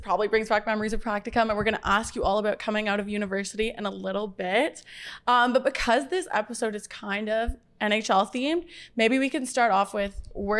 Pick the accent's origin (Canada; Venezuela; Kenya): Canada; Ottawa, Ontario; also born or lived in Waterloo; now in Toronto, Canada; I'm from Ottawa originally